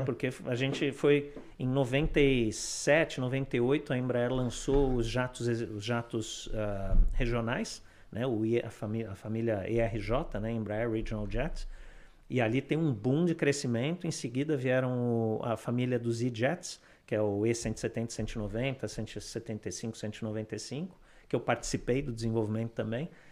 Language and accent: Portuguese; Sorocaba, São Paulo, Brazil; moved away as an adult; now in Canada; quando eu era pequeno, eu morava em Sorocaba, né, no interior de São Paulo